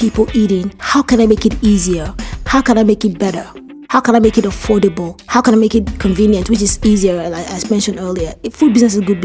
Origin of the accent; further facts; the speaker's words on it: Nigeria; I grew up in Ikemi selling medicine